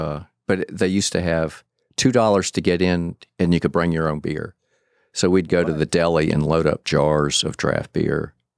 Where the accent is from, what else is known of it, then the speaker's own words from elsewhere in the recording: Atlanta, Georgia, United States; I grew up in Atlanta.